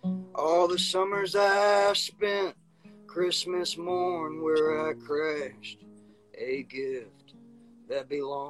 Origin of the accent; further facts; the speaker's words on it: the South, United States; this is a song about growing up in the South and seeing it from one perspective, and then going back to the South and seeing it from another perspective.